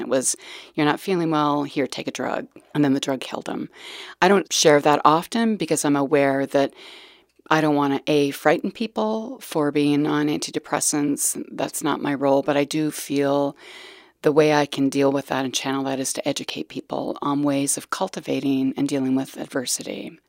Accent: Calgary, Alberta, Canada; I was born in Calgary, Alberta, back in nineteen sixty-two.

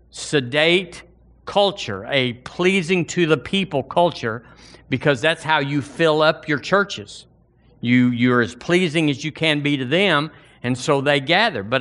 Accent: Alabama, United States; I was born and raised in Alabama. This is my home, this is my culture

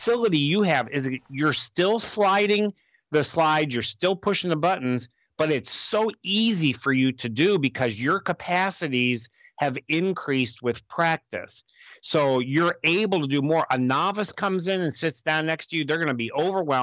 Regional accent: United States; also born or lived in Honduras; as an American with an advanced degree

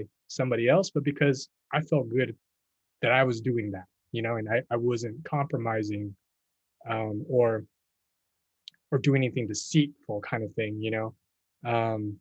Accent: Texas, United States; moved away as an adult; also born or lived in New York; I grew up in Texas

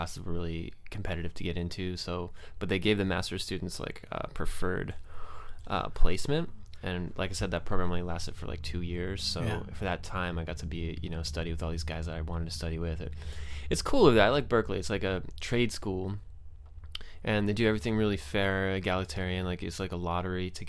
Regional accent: Saratoga, California, United States; moved away as an adult; also born or lived in San Jose / Cupertino / Boston / Brooklyn, New York; I'm sort of from here. Saratoga, technically

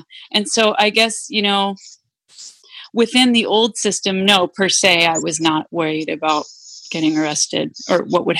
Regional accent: Massachusetts, United States; when I was growing up in Massachusetts, there was this big issue around busing. Mm. You know, and so I grew up in one of the few towns where we had busing, and it was contentious.

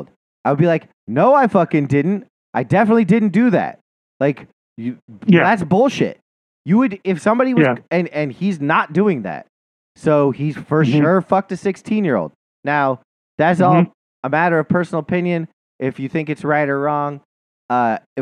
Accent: Montana, United States; I'm from Montana.

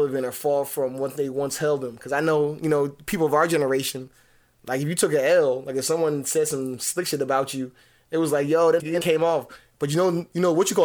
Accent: New Jersey, United States; I'm from Jersey

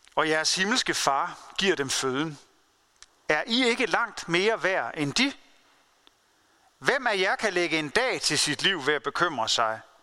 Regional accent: Denmark; jeg og du som danskere

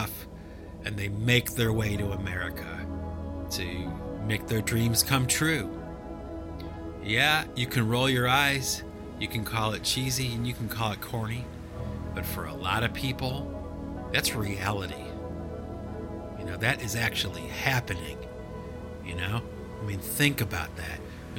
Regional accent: United States; I'm an American kid from the suburbs

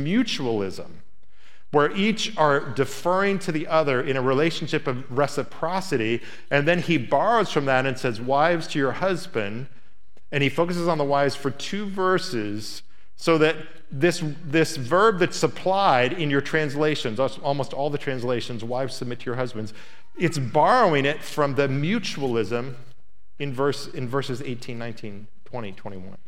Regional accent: Indiana, United States; It was filmed in my hometown

